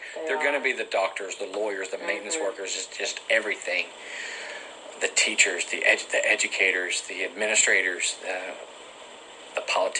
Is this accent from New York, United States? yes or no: no; Robinson, Texas, United States; I grew up in Robinson.